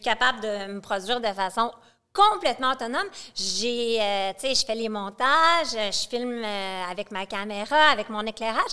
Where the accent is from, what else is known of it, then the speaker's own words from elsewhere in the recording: Quebec City, Quebec, Canada; moved away as an adult; also born or lived in Montreal / Saint-Jérôme; je suis une fille de Québec, j'ai gardé des amis de Québec que je connais depuis que je suis une enfant